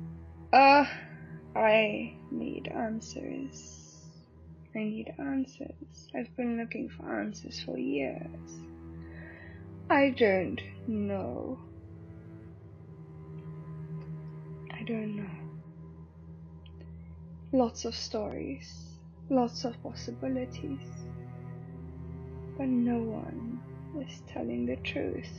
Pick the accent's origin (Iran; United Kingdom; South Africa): South Africa; moved away; I'm all the way from South Africa